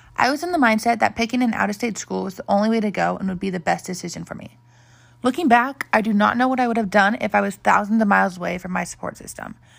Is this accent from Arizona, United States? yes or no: yes; Scottsdale, Arizona, United States; I'm an Arizona native, born and raised in Scottsdale